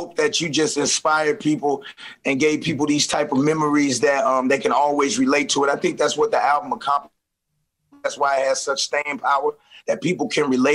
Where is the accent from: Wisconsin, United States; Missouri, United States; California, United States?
Missouri, United States; St. Louis; I'm from St. Louis.